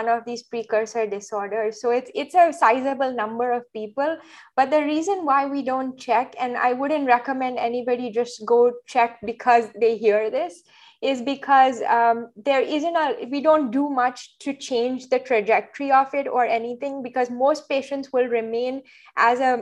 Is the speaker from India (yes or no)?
yes; Mumbai, Maharashtra, India; moved away as an adult; also born or lived in Boston; now in New York, United States; I grew up in India, did med school there, and lived in Mumbai for the years growing up before moving to the US